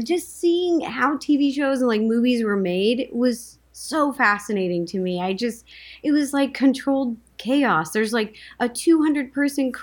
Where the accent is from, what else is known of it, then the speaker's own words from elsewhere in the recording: Seattle, Washington, United States; moved away as an adult; now in Los Angeles, United States; I grew up in Seattle, Washington